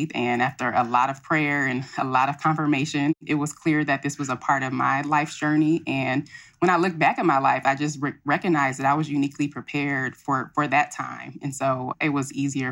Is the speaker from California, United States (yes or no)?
yes; Pasadena, California, United States; now in Compton, United States; my mother decided to raise my brother and I in Pasadena, which is about 25 miles north of Compton